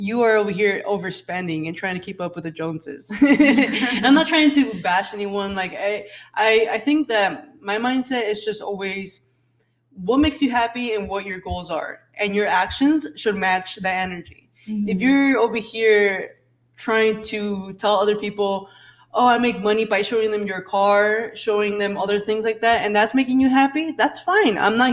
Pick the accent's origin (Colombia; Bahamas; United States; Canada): United States; Phoenix, Arizona; I grew up in Phoenix. I was poor